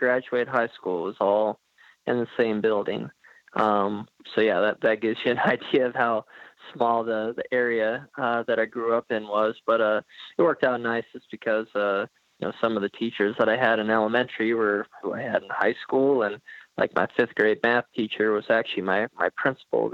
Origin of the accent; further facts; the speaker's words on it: southwest Washington, United States; also born or lived in Centralia, Washington; I was born in Centralia, Washington, which is in southwest Washington. And then I grew up about 30 minutes west of there